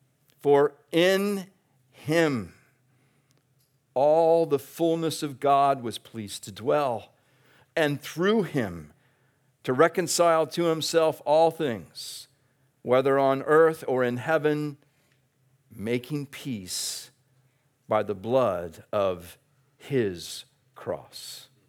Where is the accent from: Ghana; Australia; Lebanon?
Australia; It's a great thing to be a part of as an Australian.